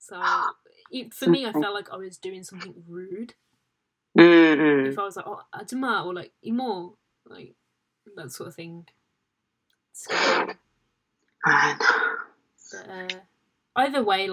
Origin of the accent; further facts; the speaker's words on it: England, United Kingdom; me and like two other British girls